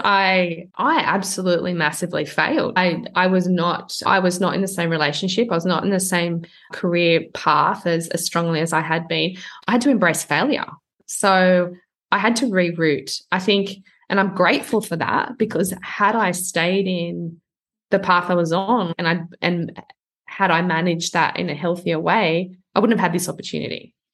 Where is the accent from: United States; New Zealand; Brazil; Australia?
Australia; outside of Sydney, New South Wales; moved away as an adult; also born or lived in Toronto, Canada; I'm not from Sydney. So I'm from outside of Sydney. So from this small town